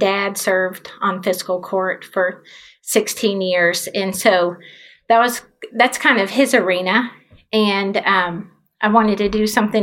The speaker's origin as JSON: {"language": "English", "town": "Shelbyville", "region": "Kentucky", "country": "United States", "tie": "born or raised there", "also_born_or_lived": "Charleston, South Carolina / Nashville, Tennessee", "said": "I grew up here and actually just a little bit down the road."}